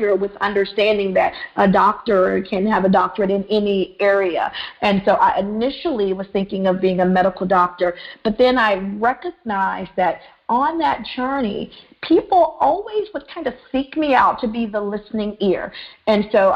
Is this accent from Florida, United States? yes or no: no; Mississippi, United States; I grew up in Mississippi, the cricket letter state, M-I-S-S-I-S-S-I-P-P-I